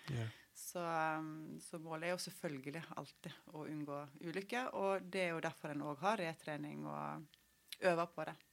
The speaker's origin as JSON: {"language": "Norwegian", "area": "Nordfjord", "region": "Vestland", "country": "Norway", "said": "Dette var hjemme i Nordfjord."}